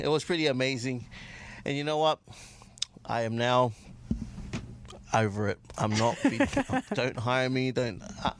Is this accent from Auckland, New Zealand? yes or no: yes; Auckland, New Zealand; I'm from Auckland.